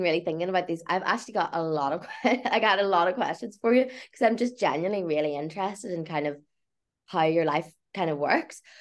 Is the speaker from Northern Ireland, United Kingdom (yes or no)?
yes; County Tyrone, Northern Ireland, United Kingdom; I'm not from Belfast, like from a rural place